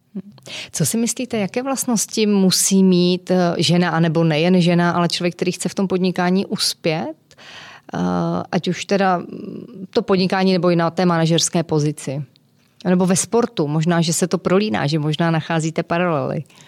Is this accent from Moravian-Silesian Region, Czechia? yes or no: yes; Kopřivnice, Moravian-Silesian Region, Czechia; Já jsem z Kopřivnice, tam se házená hrála docela dobře